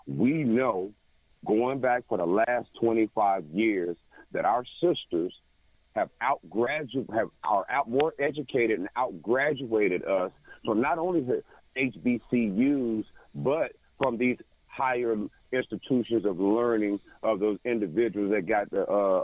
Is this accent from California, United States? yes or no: no; South Carolina, United States; I grew up in South Carolina